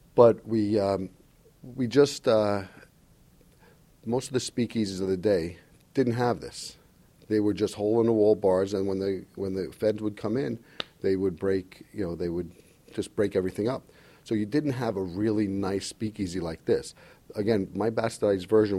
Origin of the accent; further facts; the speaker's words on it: New York City, New York, United States; also born or lived in the Bronx; Born in the Bronx, I grew up in Queens, went to Bayside High School